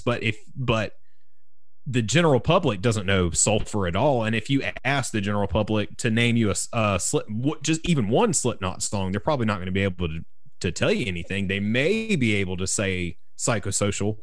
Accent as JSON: {"language": "English", "region": "South Carolina", "country": "United States", "tie": "born or raised there", "said": "growing up in South Carolina"}